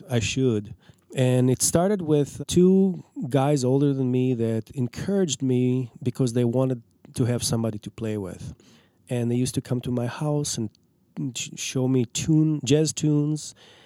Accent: Israel; now in Minneapolis, United States; I'm from Israel.

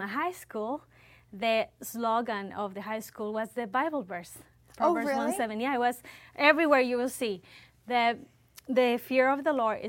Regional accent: Quito, Pichincha, Ecuador; now in Canada; I was born in Quito, Ecuador, the mm-hmm. capital. That's in South America.

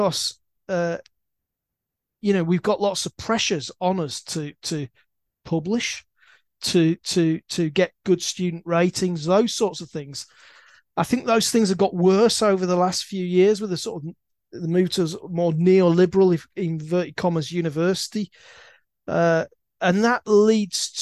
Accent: Leeds, Yorkshire and the Humber, United Kingdom; I used to pass this university because I come from Leeds

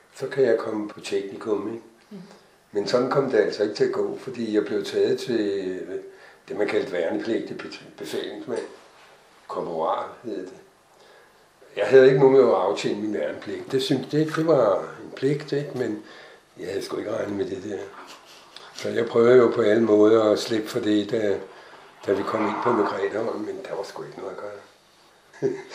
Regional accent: Hvidovre, Capital Region of Denmark, Denmark; Jeg er fra Hvidovre

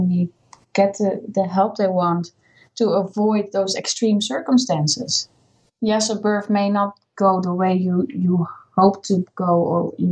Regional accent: Netherlands; English is a second language; moved away as an adult; also born or lived in Scotland; now in United Kingdom

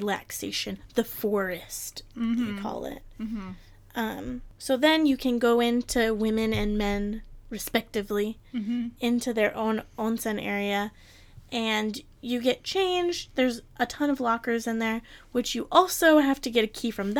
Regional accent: Detroit, Michigan, United States; moved away; I am from Detroit

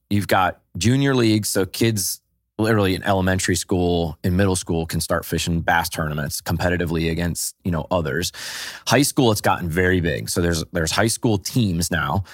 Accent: New England, United States; I grew up in New England

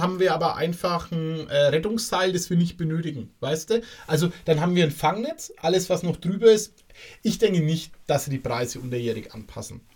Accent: Bavaria, Germany; Bei uns in Bayern

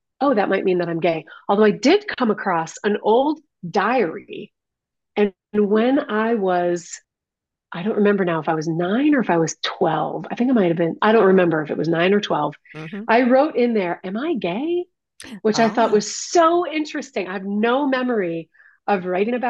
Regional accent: Detroit, Michigan, United States; I grew up in Detroit. I grew up in the city of Detroit

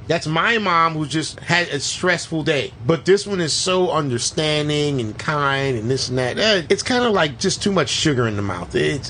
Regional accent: Florida, United States; And we're from Florida.

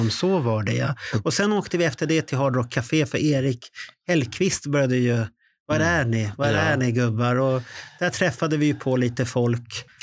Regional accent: Stockholm, Stockholm County, Sweden; Jag är stockholmare

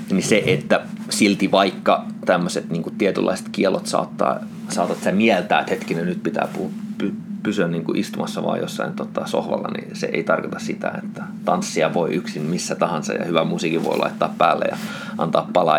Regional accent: Oulu, North Ostrobothnia, Finland; mä olen syntynyt Oulussa

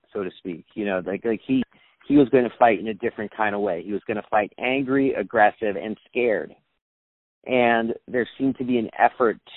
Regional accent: New York City, New York, United States; I'm from New York City

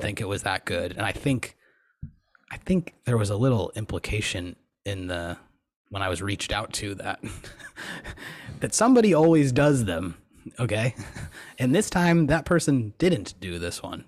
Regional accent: Buffalo, New York, United States; Growing up in Buffalo

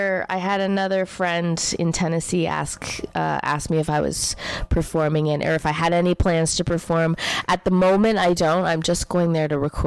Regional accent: Canada; as a Canadian

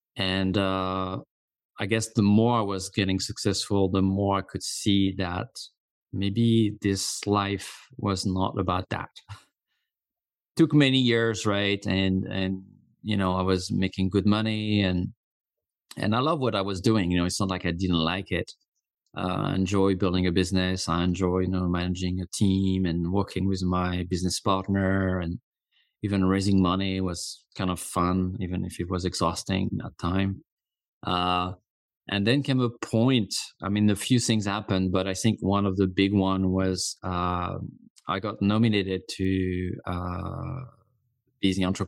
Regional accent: Corsica, France; English is a second language; now in United States; And, you know, I've been living in the US for 20 years now. I'm originally from Corsica, a small island in the Mediterranean Sea.

